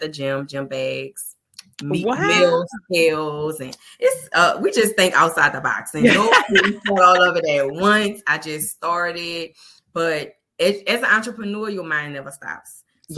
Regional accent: New Orleans, Louisiana, United States; I'm from New Orleans

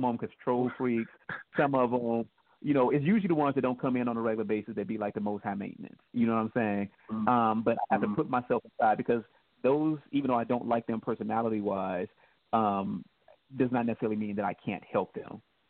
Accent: Midwest, United States; And because I'm from the Midwest, we had all four seasons, and I took care of the lawns at $40 a pop.

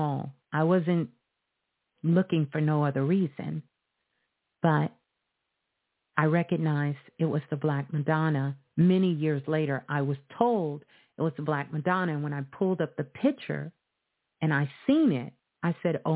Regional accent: New York City, New York, United States; I'm from Brooklyn

